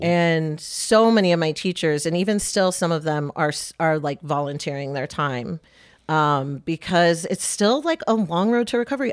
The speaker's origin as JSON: {"language": "English", "region": "Michigan", "country": "United States", "tie": "born or raised there", "moved": "yes", "lives_now": "Lancaster County, United States", "said": "Lancaster County isn't that different from where I grew up in Michigan"}